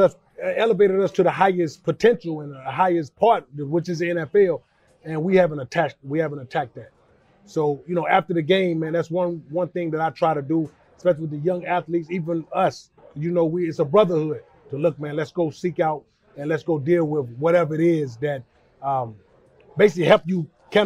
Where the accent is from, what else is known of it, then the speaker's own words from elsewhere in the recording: Charlotte, North Carolina, United States; I mean, growing up in West Charlotte, and big shout out to Charlotte, man. And I grew up on West Boulevard.